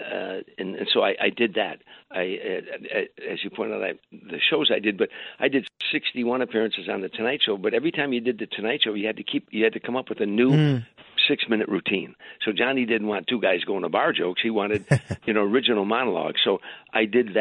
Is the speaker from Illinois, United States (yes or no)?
yes; Harvey, Illinois, United States; moved away as an adult; I went back to Chicago, Harvey, Illinois, my hometown, a suburb on the south side of Chicago